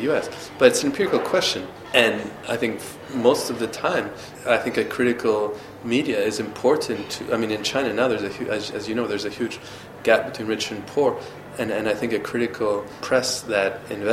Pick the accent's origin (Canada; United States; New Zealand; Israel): Canada; I'm from Canada, where there's restrictions against hate speech.